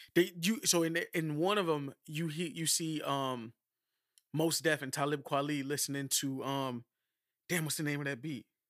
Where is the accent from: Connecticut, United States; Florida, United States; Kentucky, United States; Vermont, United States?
Florida, United States; Miami; I'm from Miami